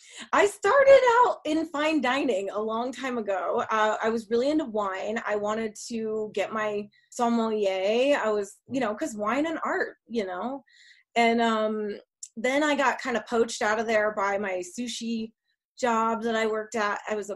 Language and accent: English; Massachusetts, United States; now in Denver, United States; I grew up in Massachusetts